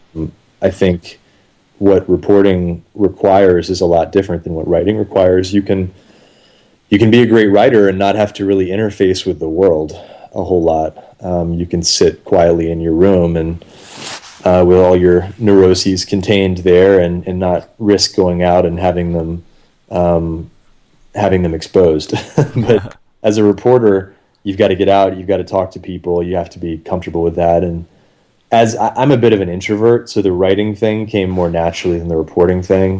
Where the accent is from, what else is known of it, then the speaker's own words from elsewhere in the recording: Atlanta, Georgia, United States; moved back to Atlanta within about a year. I'm from Atlanta